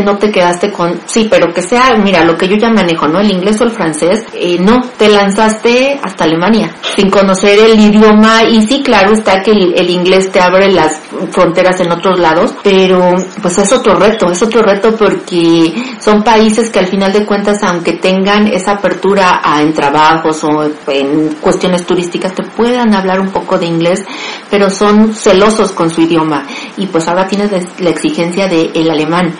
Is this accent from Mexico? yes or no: yes; Mexico; somos mexicanas